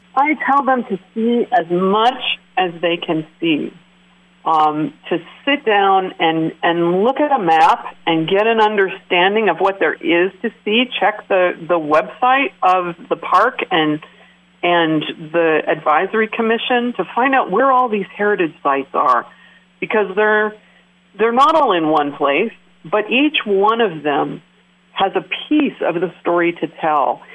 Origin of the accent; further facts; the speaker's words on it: Willamette Valley, Oregon, United States; moved away as an adult; also born or lived in Alaska; now in Keweenaw, Michigan, United States; I grew up in the Willamette Valley of Oregon